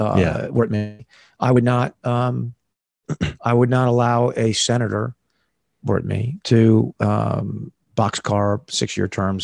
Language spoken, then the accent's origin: English; United States; I'm an American. Yeah. Boom. I'm an American attorney, a former American soldier.